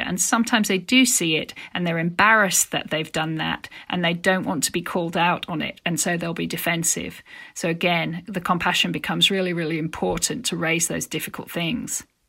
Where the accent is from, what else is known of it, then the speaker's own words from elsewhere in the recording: Yorkshire and the Humber, United Kingdom; my experience growing up in Yorkshire